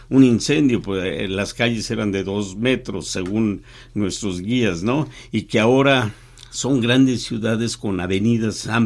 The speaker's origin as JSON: {"language": "Spanish", "country": "Mexico", "said": "Soy mexicano con una, trayectoria de periodista de 45 años"}